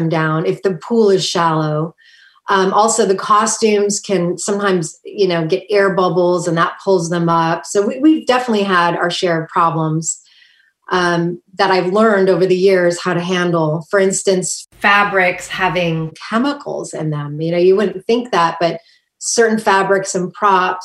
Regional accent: Kailua, Hawaii, United States; moved away; I grew up in Hawaii on the island of Oahu.

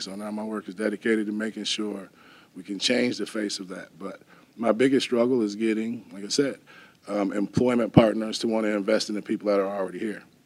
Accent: Wisconsin, United States; now in Madison, United States; I'm a Wisconsin native, but I'm not from Madison

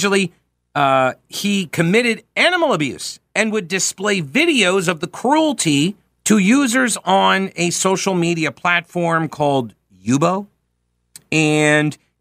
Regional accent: Long Island, New York, United States; I grew up in New York, but it was Long Island

